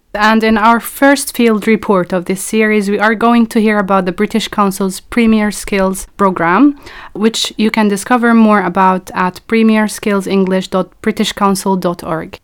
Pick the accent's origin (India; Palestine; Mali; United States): Palestine; I'm a Palestinian researcher at the moment.